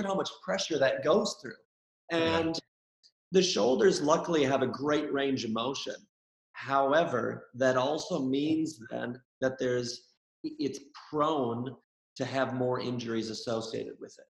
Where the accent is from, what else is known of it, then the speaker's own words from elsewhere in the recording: Minnesota, United States; now in Sydney, Australia; where I grew up in Minnesota